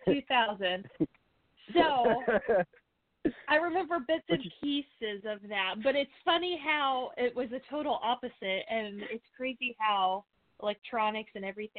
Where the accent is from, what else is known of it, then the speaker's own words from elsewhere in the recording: El Dorado Springs, Missouri, United States; also born or lived in Nashville; I am from Missouri, Southwest Missouri area. I grew up in a small town, Colorado Springs